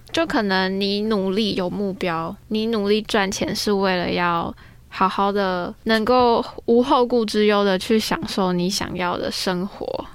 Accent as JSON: {"language": "Chinese", "town": "Tainan", "country": "Taiwan", "moved": "yes", "said": "我上个礼拜回台南，因为我是台南人"}